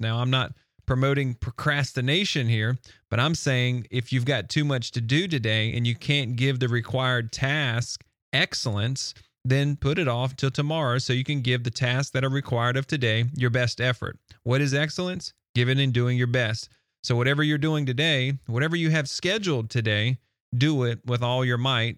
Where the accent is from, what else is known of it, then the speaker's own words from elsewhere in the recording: the South, United States; I'm from the South and they accuse us from speaking a little slower than normal.